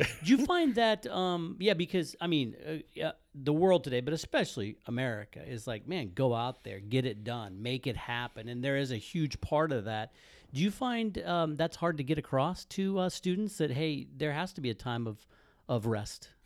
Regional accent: Midwest, United States; I grew up in the Midwest, Southern Baptist

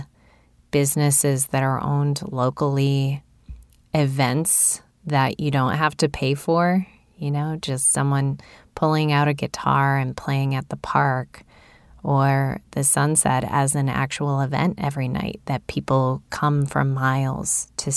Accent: Chicago, Illinois, United States; I grew up in Chicago, in the city.

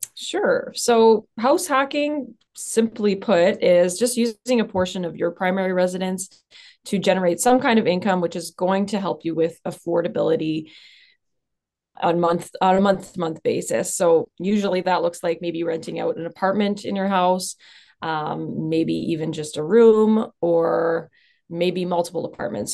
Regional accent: Southern Ontario, Canada; moved away as an adult; now in Sudbury, Canada; I'm actually from Southern Ontario, but I moved up here for school

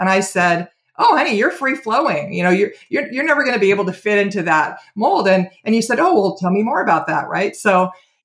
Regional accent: Oregon, United States; moved away; also born or lived in California / Walla Walla, Washington / Portland, Oregon; I was born in California. Most Californians moved to Oregon in the late 60s, and my family did too. And I grew up in Oregon

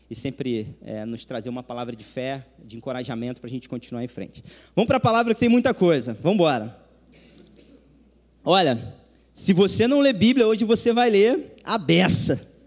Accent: Macaé, Rio de Janeiro, Brazil; moved away as an adult; now in Rio de Janeiro, Brazil; eu sou de Macaé, né, natural

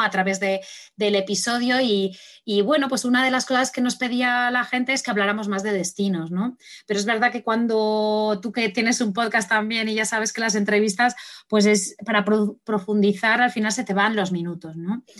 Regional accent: Spain; moved away; yo, soy de España, aunque no vivo aquí.

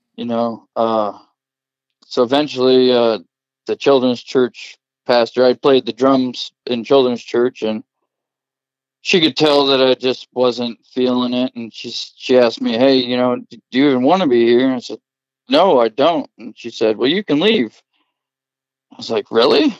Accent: Covington, Iowa, United States; I was born and raised in Covington, Iowa, right outside of Cedar Rapids

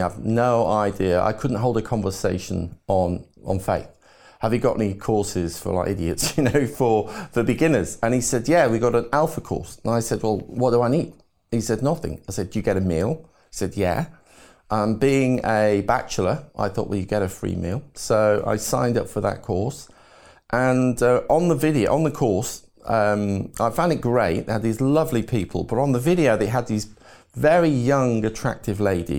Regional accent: Liverpool, North West England, United Kingdom; born there; So I was born in Liverpool. My dad worked in the Cavern Club at the time as a road manager for the ….

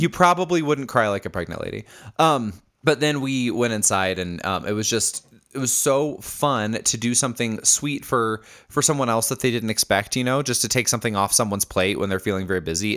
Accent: Indianapolis, Indiana, United States; moved away; Indianapolis, uh, which is where I'm from. It's my hometown

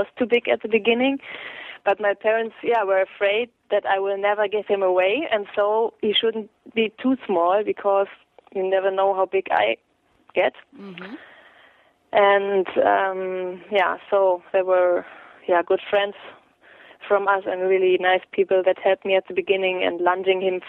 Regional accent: Münster, North Rhine-Westphalia, Germany; I was born in Munster here, and I never left this area

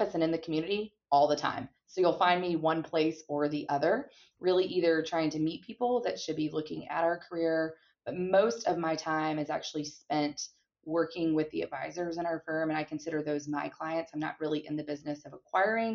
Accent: Gwinnett County, Georgia, United States; my hometown of Gwinnett County, which is a suburb of Atlanta, Georgia

